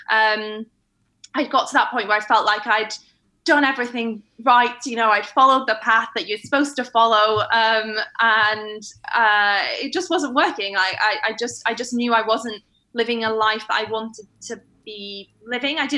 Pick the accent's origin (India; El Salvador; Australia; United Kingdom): United Kingdom; Manchester, North West England; Yeah, I don't sound like I'm from London, but I don't necessarily sound like I'm from Manchester anymore either.